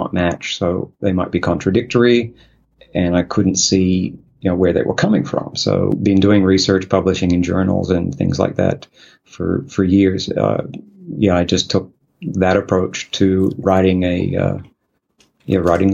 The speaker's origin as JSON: {"language": "English", "country": "Australia", "moved": "as an adult", "lives_now": "South Korea", "said": "I am from Australia, so you could say that. But, right now, actually, I'm living in Korea"}